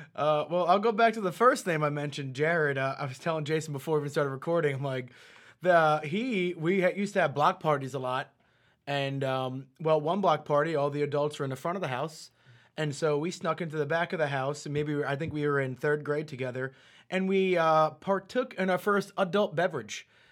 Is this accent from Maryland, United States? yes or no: no; New York, United States; I was born in New York